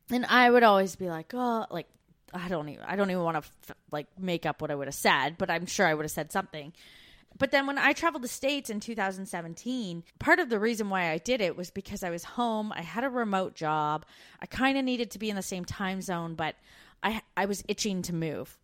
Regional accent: Brantford, Ontario, Canada; moved away as an adult; we grew up in Brantford, Ontario, which isn't far from Niagara Falls

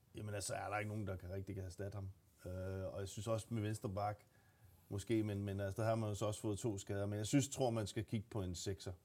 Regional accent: Gladsaxe, Capital Region of Denmark, Denmark; Jeg er fra Gladsaxe

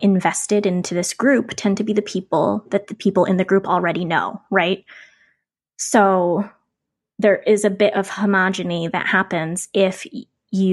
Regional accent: Ocean City, United States; I grew up near the Ocean City boardwalk

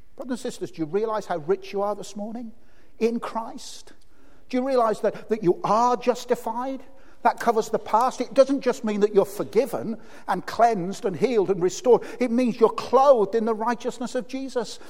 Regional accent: Birmingham, West Midlands, United Kingdom; I grew up in Birmingham.

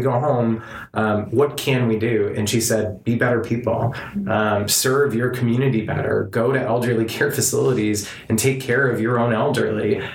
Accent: Southern California, United States; I was raised in Southern California in relative privilege

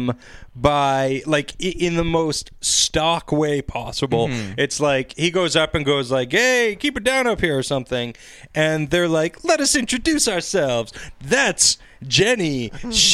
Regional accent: United Kingdom; I'm British

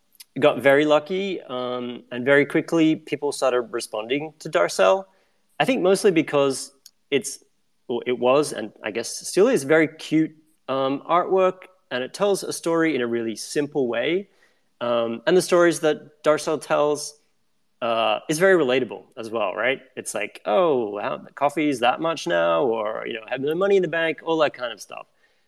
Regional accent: Australia; now in New York, United States; Back in 2008, I moved to New York in 2007. And when I moved here, I'm still based in New York now, I came from Australia.

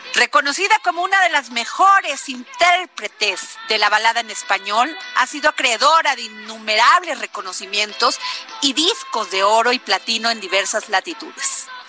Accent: Veracruz, Mexico; en Veracruz de donde yo soy

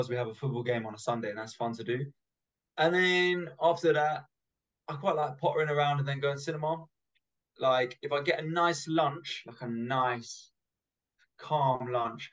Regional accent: London, United Kingdom; I grew up in London, and so I'm used to the tube.

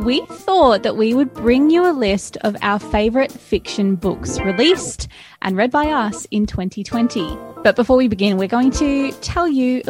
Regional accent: Gold Coast, Queensland, Australia; now in Melbourne, Australia; I'm from the Gold Coast, yeah.

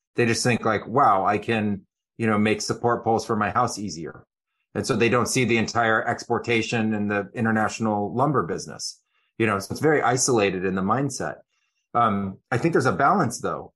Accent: Silicon Valley, California, United States; moved away as an adult; also born or lived in Amazon; I grew up in Silicon Valley

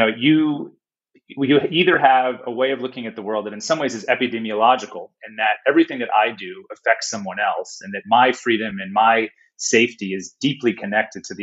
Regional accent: United States; moved away as an adult; now in Australia; as an American

